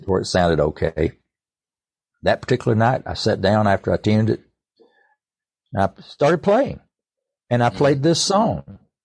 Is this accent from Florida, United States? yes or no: no; East Tennessee, United States; I grew up around music all my life. I was born in East Tennessee and into a musical family.